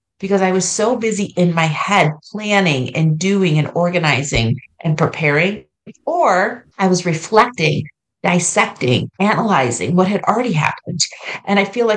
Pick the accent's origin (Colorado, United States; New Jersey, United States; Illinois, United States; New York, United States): New York, United States; moved away as an adult; now in Ohio, United States; I grew up in New York